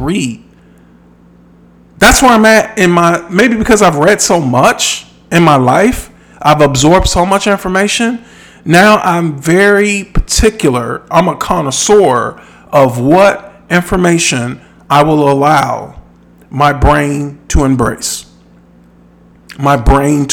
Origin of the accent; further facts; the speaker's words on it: Midwest, United States; I'm from the Midwest.